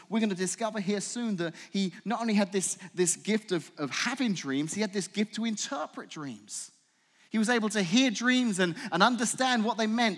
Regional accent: England, United Kingdom; accent: English; now in United States; I'm from England

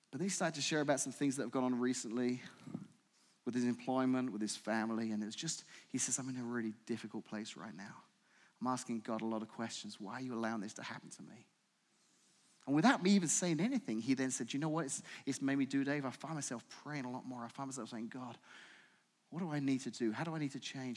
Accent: England, United Kingdom; accent: English; now in United States; I'm from England

